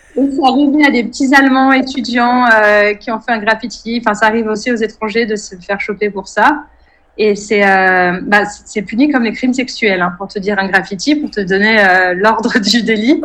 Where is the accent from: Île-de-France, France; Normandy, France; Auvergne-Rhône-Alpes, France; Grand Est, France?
Auvergne-Rhône-Alpes, France; Savoie; moved away as an adult; also born or lived in Paris / Zurich; now in Singapore; je viens de Savoie